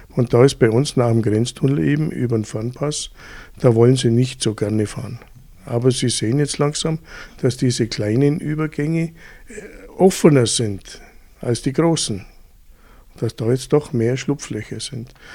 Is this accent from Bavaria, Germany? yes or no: yes; Füssen, Bavaria, Germany; Ich bin aufgewachsen in Füssen